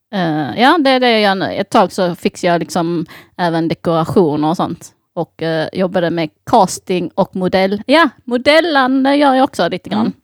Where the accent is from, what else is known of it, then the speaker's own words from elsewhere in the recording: Sweden; jag är uppväxt i Sverige